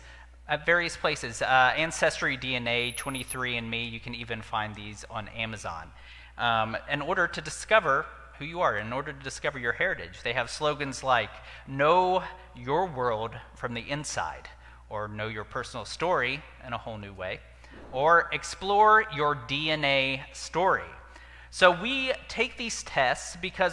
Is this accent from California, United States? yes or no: no; West Virginia, United States; I'm from West Virginia